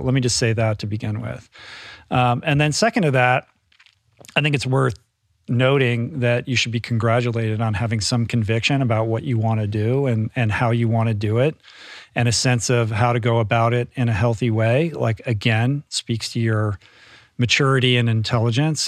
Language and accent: English; Bethesda, Maryland, United States; moved away; I grew up in the Washington, D C area in Bethesda, which is a suburb of Washington